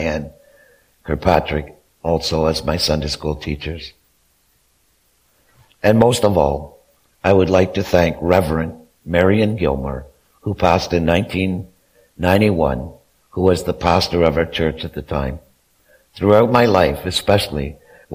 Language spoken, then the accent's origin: English; Kemptville, Ontario, Canada; also born or lived in Wesley Acres; I was born and raised in Kempville